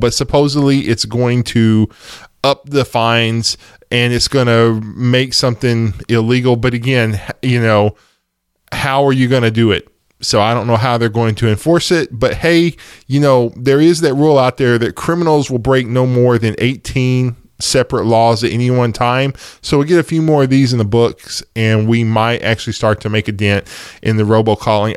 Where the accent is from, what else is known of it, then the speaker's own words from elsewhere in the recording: East Texas, United States; I'm from East Texas